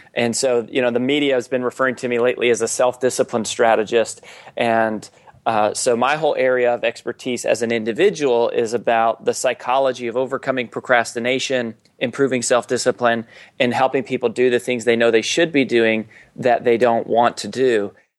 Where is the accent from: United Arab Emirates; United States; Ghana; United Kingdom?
United States; Colorado; growing up in Colorado